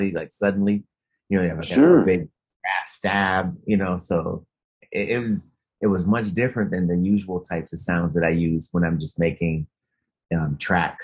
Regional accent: Detroit, Michigan, United States; growing up in Detroit

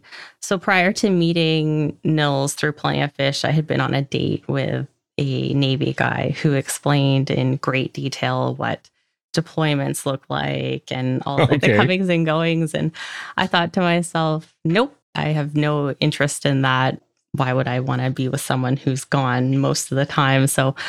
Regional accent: Port Alberni, British Columbia, Canada; also born or lived in Victoria, British Columbia; So I grew up in a small town called Port Alberni on Vancouver Island, BC. I moved to Victoria, BC, which is about 2.5 hours from my hometown, just after graduation

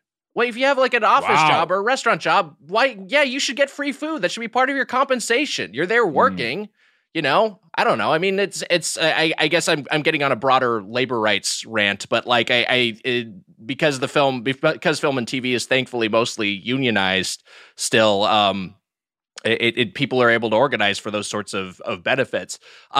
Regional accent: Long Beach, California, United States; From the Long Beach area. And I also went to UCLA.

